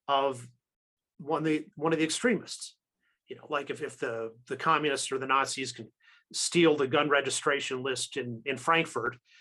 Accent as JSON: {"language": "English", "country": "United States", "said": "I'm an American"}